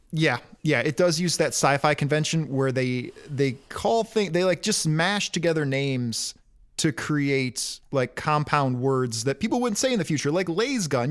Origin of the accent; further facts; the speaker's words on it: Detroit, Michigan, United States; growing up in Detroit